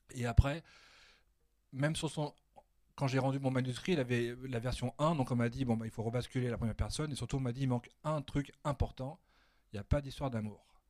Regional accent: Annecy, Auvergne-Rhône-Alpes, France; moved away as an adult; now in Paris, France; moi qui habite maintenant à Paris, je suis originaire d'Annecy, mais ça fait longtemps que j'habite

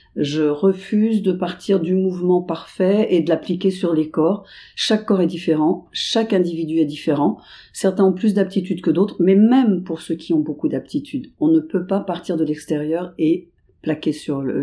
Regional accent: Paris suburbs, Île-de-France, France; je viens de la banlieue parisienne

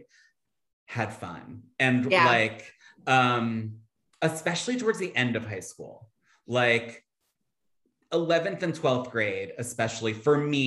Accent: Philadelphia, Pennsylvania, United States; moved away as an adult; I grew up in Philly, Center City, right by South Street

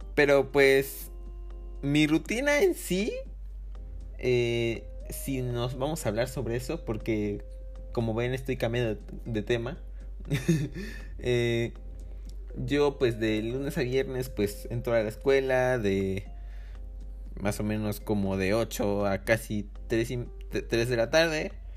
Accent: Mexico; also born or lived in Córdoba, Veracruz; Soy mexicano.

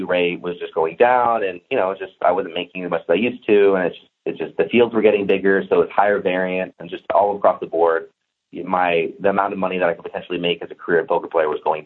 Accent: Santa Cruz, California, United States; moved away as an adult; also born or lived in Las Vegas; I flew back to Santa Cruz, called on my buddies that still live in my hometown

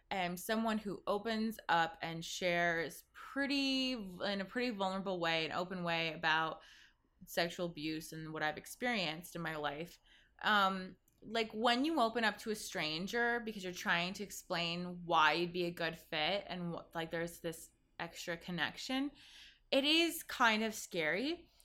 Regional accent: Zambia; born there; some of you know I was born in Zambia, Africa

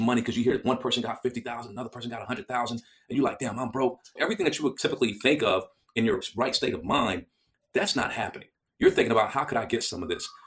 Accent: United States; as an American

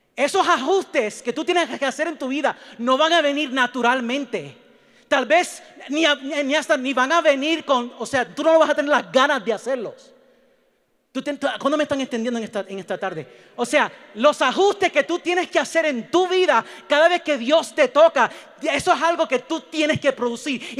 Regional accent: Puerto Rico; yo soy puertorriqueño

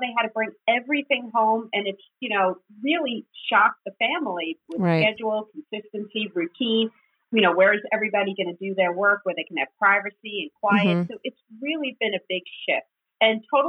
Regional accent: New York, United States; moved away as an adult; now in New Jersey, United States; I'm from New York, but I now live in New Jersey

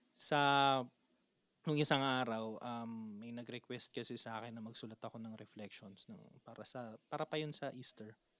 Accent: Manila, Metro Manila, Philippines; taga Manila kami

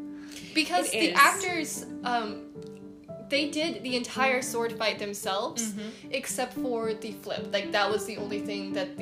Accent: United States; It's because we're American

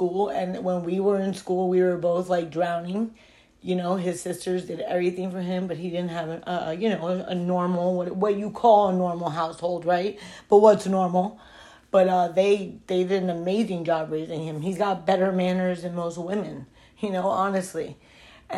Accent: Broward County, Florida, United States; now in Miami, United States; I grew up in Broward County

